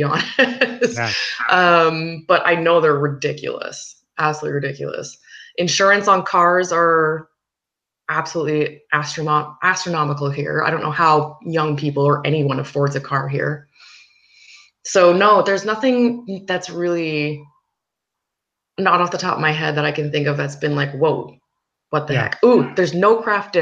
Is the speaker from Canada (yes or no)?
yes; Canada; moved away as an adult; I'm actually from Canada.